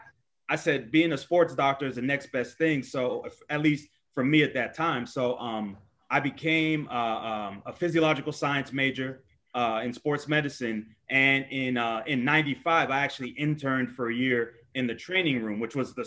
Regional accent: Los Angeles, California, United States; also born or lived in New Jersey; I moved to LA when I was 3. So I was basically raised, most of my life has been in LA. So I'm a LA kid for the most part

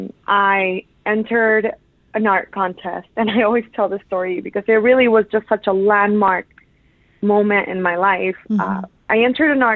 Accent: Atlanta, Georgia, United States; also born or lived in Mexico; the part of Atlanta where I grew up is called Buford Highway.

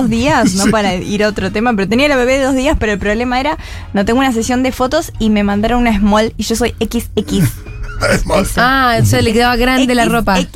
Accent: Argentina; Pero lo que pasa es que estoy feliz como argentina

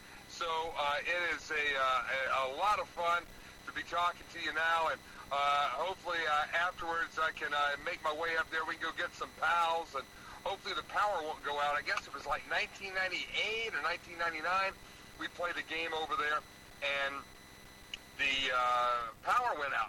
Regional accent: Hickory, North Carolina, United States; I am from Hickory, North Carolina, so I know the Tri-Cities well.

